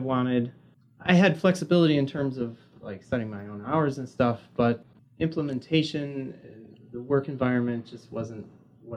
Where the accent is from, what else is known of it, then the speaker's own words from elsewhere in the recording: Milwaukee, Wisconsin, United States; I'm a Milwaukee native